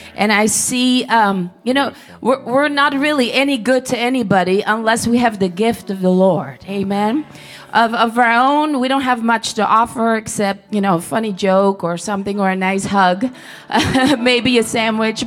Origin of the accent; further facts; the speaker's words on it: Netherlands; I'm from Holland.